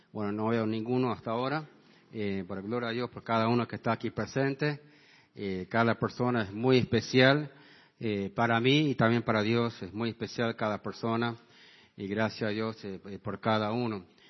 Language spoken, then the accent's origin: Spanish; Washington, Iowa, United States; now in San Miguel de Tucumán, Argentina; mi pueblo de donde yo me crié, el pueblo de Washington, Iowa